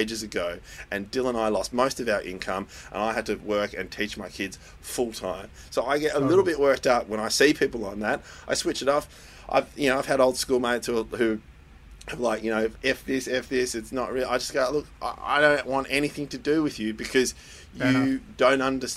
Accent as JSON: {"language": "English", "country": "Netherlands", "moved": "yes", "said": "my home country, Holland"}